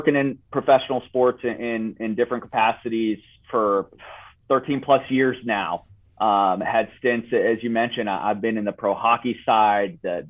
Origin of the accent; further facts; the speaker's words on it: Italy; English is a second language; now in United States; And so I grew up in Italy, and soccer was a big part of my life.